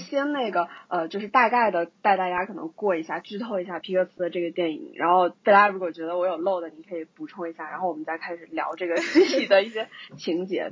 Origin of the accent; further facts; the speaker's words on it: Guizhou, China; 去我们的大贵州，也就是我的家乡